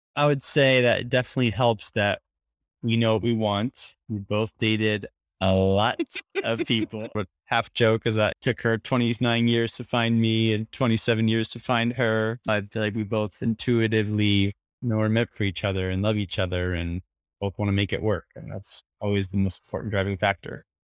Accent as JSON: {"language": "English", "town": "Portland", "region": "Oregon", "country": "United States", "tie": "born or raised there", "moved": "yes", "lives_now": "New York City, United States", "said": "grew up in uh, Portland, Oregon area, so I'm a suburb boy"}